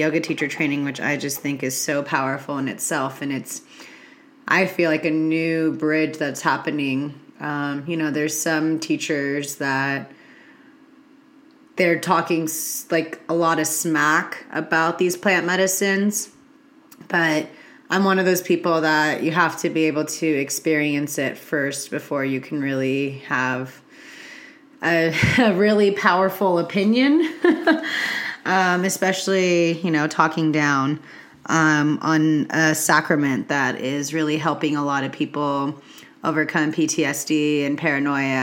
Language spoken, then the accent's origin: English; California, United States; being a Californian myself